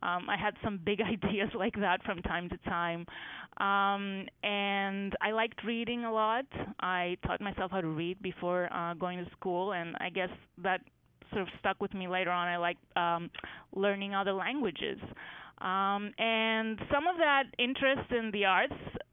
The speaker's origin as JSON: {"language": "English", "country": "Greece", "tie": "born or raised there", "moved": "as an adult", "lives_now": "United States", "said": "when I was growing up in Greece"}